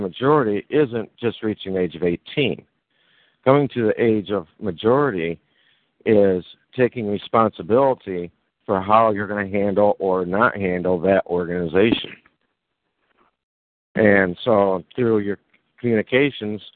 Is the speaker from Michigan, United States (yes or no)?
yes; Michigan, United States; where I was born on Michigan